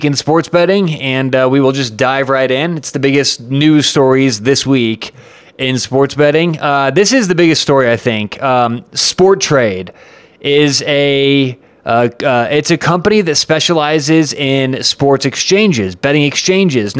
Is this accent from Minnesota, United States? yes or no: no; Colorado, United States; I'm from Colorado